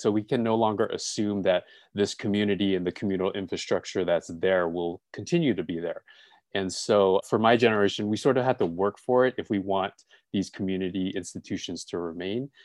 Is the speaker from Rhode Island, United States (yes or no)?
no; Los Angeles, California, United States; also born or lived in Gardena; I was born and raised in L